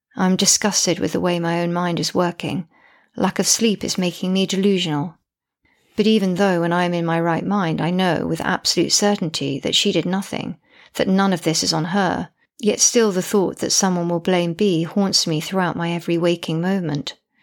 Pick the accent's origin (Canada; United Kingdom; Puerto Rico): United Kingdom; I'm British and female